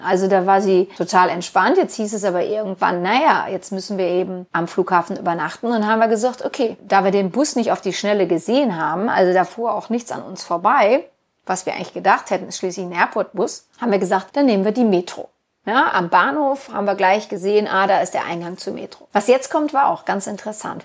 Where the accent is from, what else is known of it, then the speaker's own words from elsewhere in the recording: Germany; wir sind Deutsche